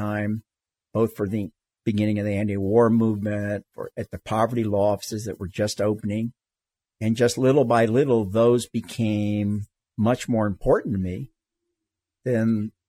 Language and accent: English; the South, United States; moved away as an adult; I grew up in the South. You know, I went to segregated schools all the way through college. It wasn't until I got to law school that I went to school with my first black students. And one of the reasons I left the South was I could see the conflict going on.